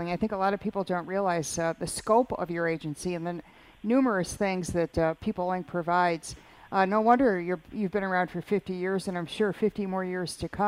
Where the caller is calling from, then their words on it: Lancaster, United States; I'm from the Lancaster area and um, I work within a manufacturing business.